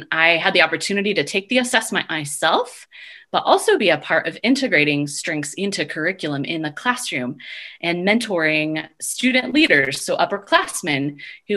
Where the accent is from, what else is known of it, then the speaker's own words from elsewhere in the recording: Oregon, United States; now in Fort Collins, United States; I'm originally from Oregon.